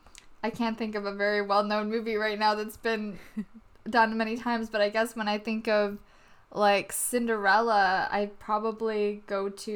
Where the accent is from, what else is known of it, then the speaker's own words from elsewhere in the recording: Vancouver, British Columbia, Canada; I think people should know we live in Vancouver. We're from Vancouver, Canada.